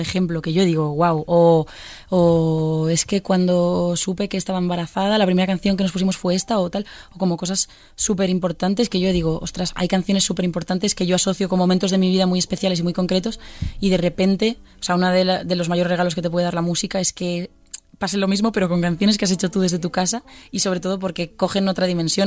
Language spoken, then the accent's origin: Spanish; Pontevedra, Galicia, Spain; now in Madrid, Spain; yo soy de Pontevedra y es una ciudad, pero realmente somos 45.000 habitantes